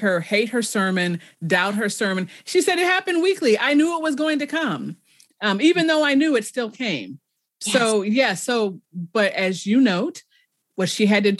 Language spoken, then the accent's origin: English; Chicago, Illinois, United States; I grew up in Chicago